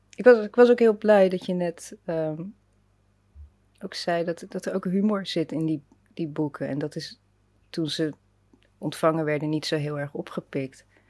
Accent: Rotterdam, South Holland, Netherlands; moved away as an adult; also born or lived in Leiden; ik kom uit Delshaven, dus dat, Ah, dat is ook zo'n lelijk, een zwarte wijk. En ik zat op een zwarte school

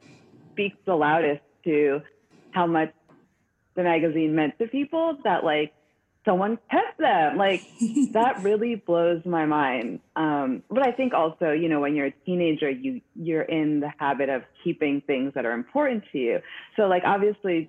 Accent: San Francisco, California, United States; now in New York, United States; we're both from San Francisco too

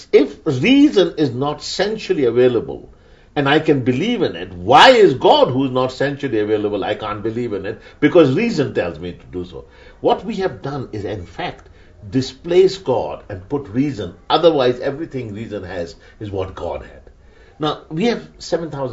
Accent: Pakistan; first language Urdu; English is a second language; I come from Pakistan, from an Urdu speaking home. We both learnt English

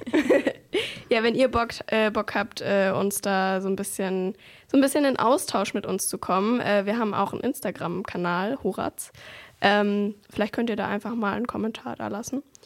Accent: Swabia, Germany; ich bin Schwabe

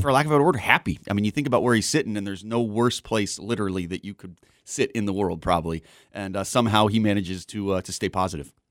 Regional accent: Southern California, United States; also born or lived in Wisconsin Rapids, Wisconsin / Wausau, Wisconsin / Arizona; now in Wisconsin, United States; I was born in Rapids, uh, and then we moved to California when I was five, so I grew up in Southern California

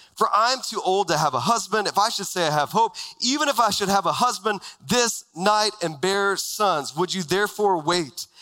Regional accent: Texas, United States; moved away as an adult; now in Arizona, United States; I grew up in Texas my whole life.

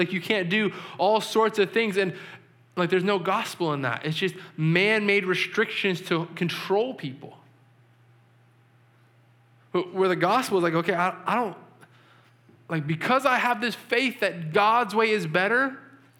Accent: New England, United States; I'm from New England

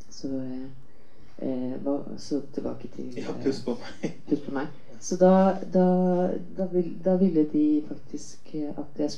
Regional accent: Sweden; now in Norway; Altså, jeg kom fra Sverige, og det er, filmtradisjonen i Sverige er veldig tung.

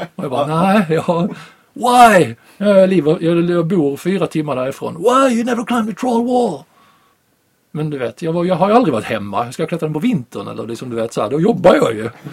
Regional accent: Sweden; jag råkade vara hemma i Sverige

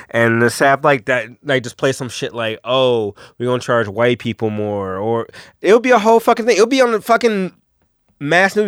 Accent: Detroit, Michigan, United States; growing up in Detroit

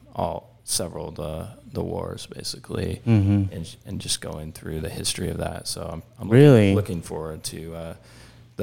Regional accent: West Des Moines, Iowa, United States; I was born and raised in West Des Moines.

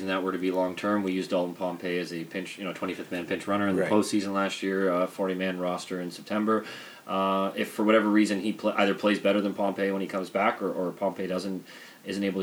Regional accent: Mississauga, Ontario, Canada; Chris played ball in my age group growing up in the Mississauga North baseball system

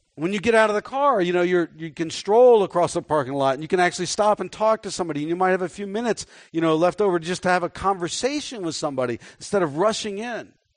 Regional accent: Dallas, Texas, United States; I was born in Dallas

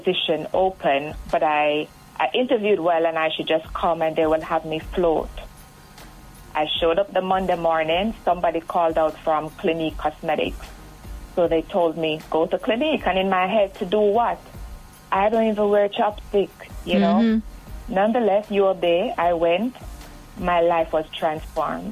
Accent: Point Hill, Saint Catherine, Jamaica; I'm from Point Hill, St. Catherine. Went to St. Catherine High School

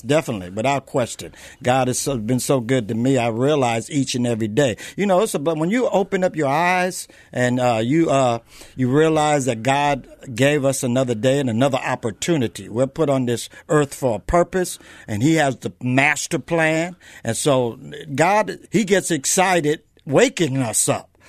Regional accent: San Diego, California, United States; also born or lived in South Bronx, New York / Los Angeles / Texas; I was born on the East Coast, raised on the West Coast

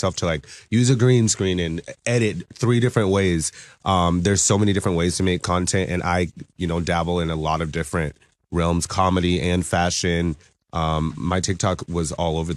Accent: Savannah, Georgia, United States; now in Seattle, United States; I'm originally from Savannah, Georgia, but I've lived here in Seattle for the past like 15 years

